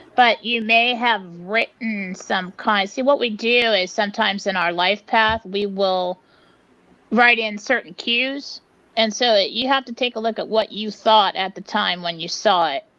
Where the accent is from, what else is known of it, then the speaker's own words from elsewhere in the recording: San Diego, California, United States; moved away; I grew up in San Diego